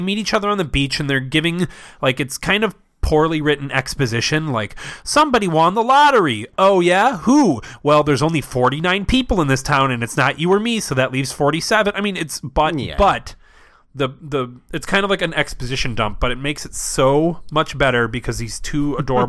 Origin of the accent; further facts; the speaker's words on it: Ireland; I'm also Irish, so I can say it.